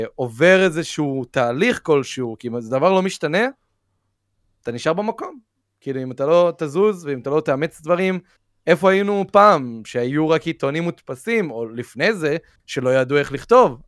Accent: Israel; שאני מישראל, כאילו, אני ישראלי

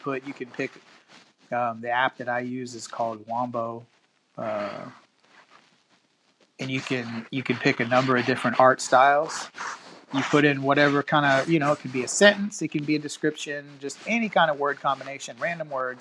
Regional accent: Texas, United States; also born or lived in Cypress, Houston area; I always like to meet fellow Texans

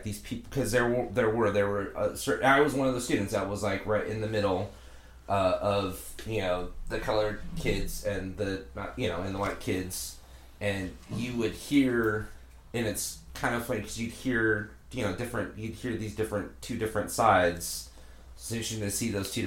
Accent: Bonney Lake, Washington, United States; I grew up in Bonnie Lake. I grew up in Bonnie Lake

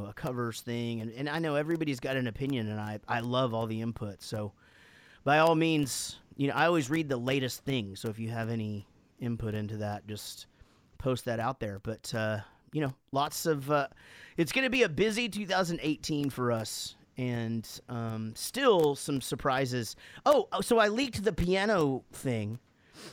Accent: United States; I'm American

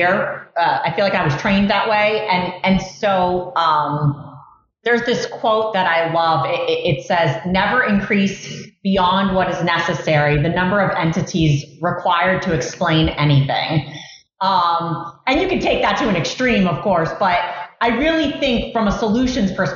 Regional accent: South Florida, United States; moved away as an adult; now in New Jersey, United States; I'm originally from South Florida

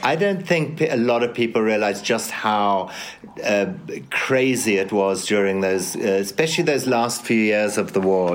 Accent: Zimbabwe; born or raised there

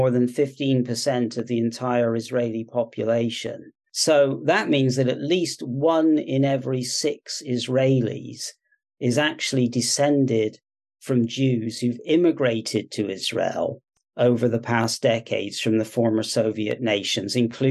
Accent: South West England, United Kingdom; moved away; also born or lived in California, United States / Washington State, United States; I'm born and raised in the United Kingdom in Southwest England, where I now live, but spent 30 years living in the US on the West Coast, California mostly, and also the very far northwest of Washington State.

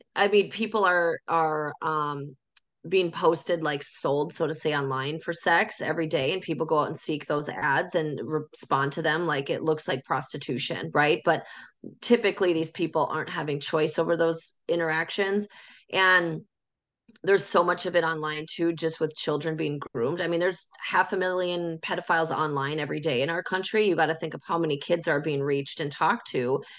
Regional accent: North Dakota, United States; I'm from North Dakota

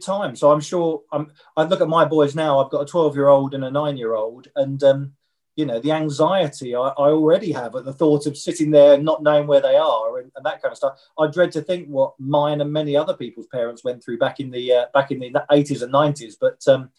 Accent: Kent, South East England, United Kingdom; We grew up in Kent

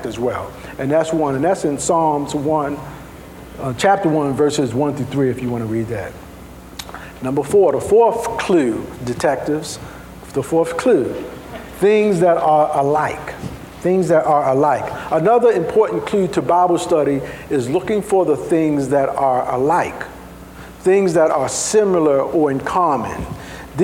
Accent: Baltimore, Maryland, United States; I'm from Baltimore. Sometimes we add a couple little things.

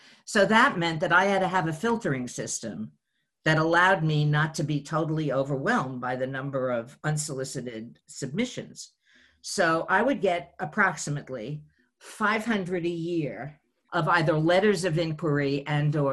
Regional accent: New York City, New York, United States; from the Bronx

